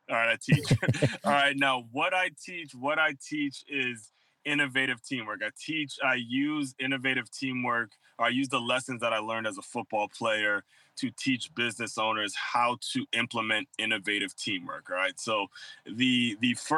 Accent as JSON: {"language": "English", "region": "Maryland", "country": "United States", "tie": "born or raised there", "also_born_or_lived": "Long Island, New York", "moved": "as an adult", "lives_now": "West Palm Beach, United States", "said": "when I was growing up in Maryland"}